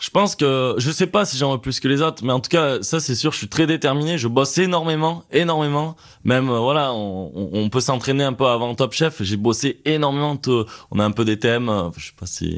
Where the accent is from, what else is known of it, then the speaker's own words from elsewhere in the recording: Ardèche, Drôme, Auvergne-Rhône-Alpes, France; now in Annecy, France; je viens d'Ardèche, de Drôme